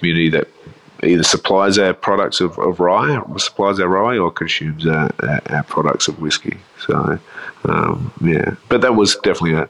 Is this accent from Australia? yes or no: yes; Adelaide, South Australia, Australia; now in Melbourne, Australia; I grew up in Adelaide, so you can never take this out of me.